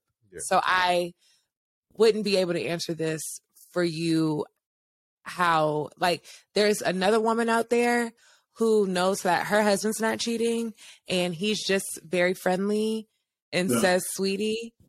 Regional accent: New Orleans, Louisiana, United States; I'm from the south. I'm from Louisiana.

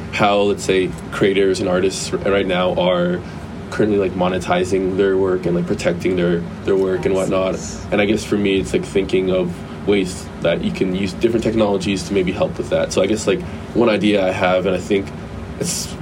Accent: Canada; moved away as an adult; now in Los Angeles, United States; I'm from Canada

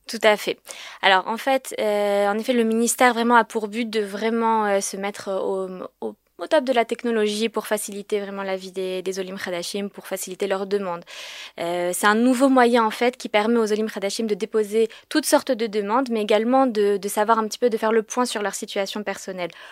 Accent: Paris, Île-de-France, France; now in Israel; je viens de France, je viens de Paris

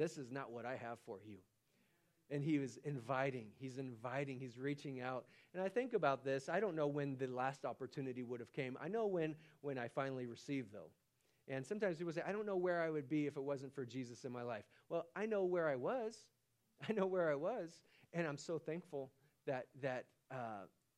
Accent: Stockton, California, United States; I'm from Stockton, California

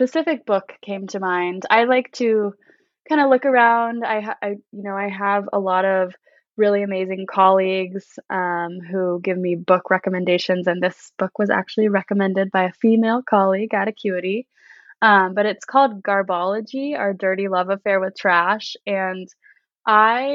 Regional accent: Southern California, United States; raised in Southern California in a pretty small, some might call it a hippie town

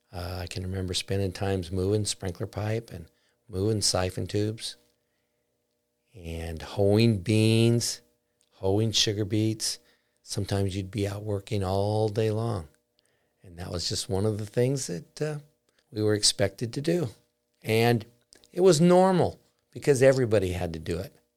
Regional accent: Basin City, Washington, United States; my life growing up in Basin City. I grew up on a farm close to Ringgold, which is down by the Columbia River

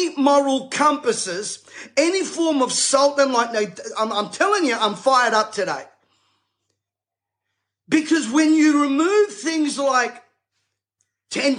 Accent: Sydney, New South Wales, Australia; I was raised in Bankstown

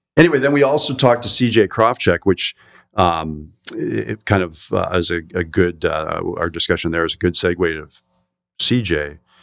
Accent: Door County, Wisconsin, United States; now in Milwaukee, United States; even I am not from Milwaukee, but from Door County. in Wisconsin

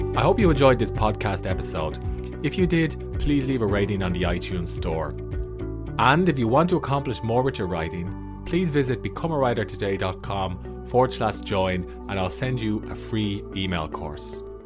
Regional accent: Ireland; I'm an author from Ireland.

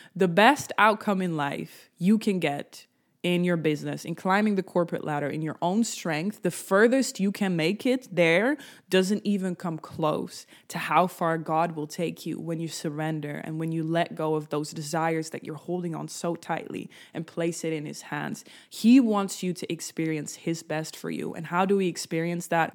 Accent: Netherlands; I'm from the Netherlands, so we cycled a lot in my childhood

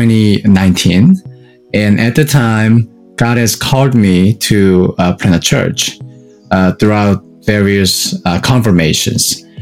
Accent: South Korea; moved away as an adult; now in Atlanta, United States; I'm from South Korea originally, and it's been 9 years for me to stay in the U.S.

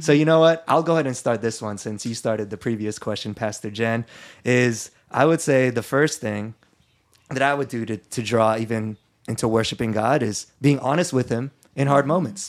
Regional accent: Philippines; I'm Filipino and I grew up Catholic.

